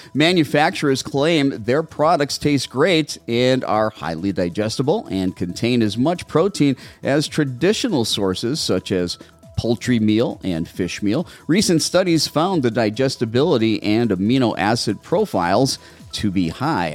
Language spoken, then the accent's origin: English; Brown Deer, Wisconsin, United States; now in Mesa, United States; I'm originally from Brown Deer.